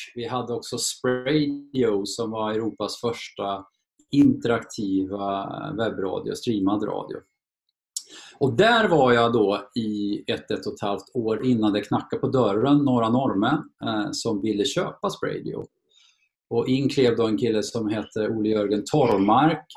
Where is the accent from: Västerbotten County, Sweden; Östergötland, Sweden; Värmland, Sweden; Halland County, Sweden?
Värmland, Sweden; Torsby; also born or lived in Karlstad; Jag föddes faktiskt i Karlstad men jag flyttade snabbt till Torsby